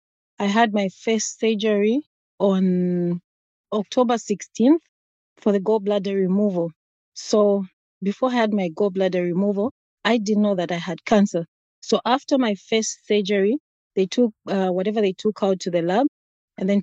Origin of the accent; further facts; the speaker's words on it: Zambia; moved away as an adult; now in Pennsylvania, United States; I'm from a country called Zambia, Africa